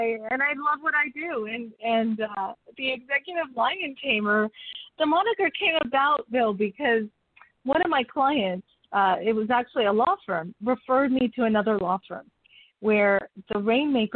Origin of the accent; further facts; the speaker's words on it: Mexico City, Mexico; I was born in Mexico City with a family of fifth of five girls